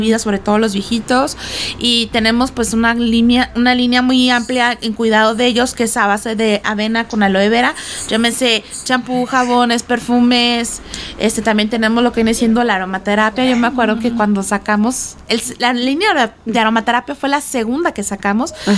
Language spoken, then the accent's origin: Spanish; Guaymas, Sonora, Mexico; moved away; yo soy de Guaymas Sonora